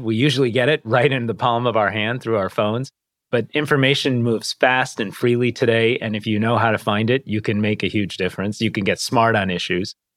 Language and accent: English; Detroit, Michigan, United States; we grew up around Detroit. And I was raised in a pretty tight knit Indian American immigrant community.